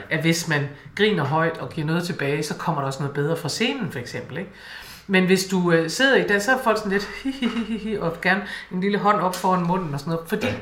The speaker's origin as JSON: {"language": "Danish", "town": "Aalborg", "region": "North Denmark Region", "country": "Denmark", "said": "snakke ligesom hjemme i Aalborg"}